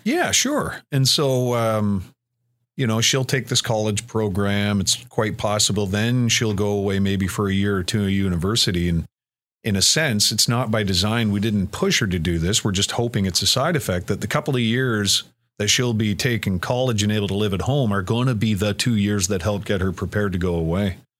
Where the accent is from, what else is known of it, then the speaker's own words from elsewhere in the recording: Cobourg, Ontario, Canada; I grew up in the Coburg area